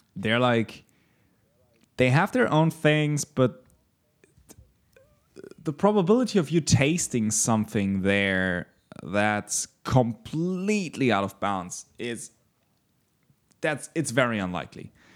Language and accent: English; Germany; As a German